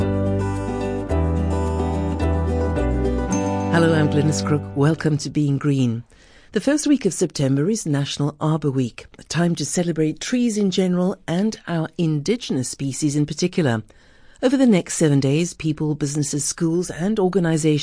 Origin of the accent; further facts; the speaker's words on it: Cape Town, Western Cape, South Africa; I grew up in Cape Town